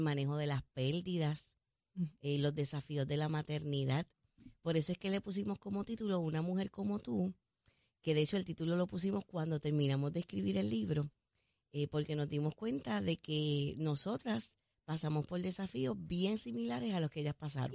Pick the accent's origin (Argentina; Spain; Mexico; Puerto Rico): Puerto Rico; como puertorriqueña y como mujer